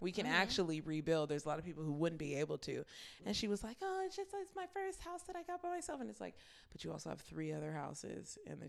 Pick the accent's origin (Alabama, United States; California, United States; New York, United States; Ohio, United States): California, United States; And we're from California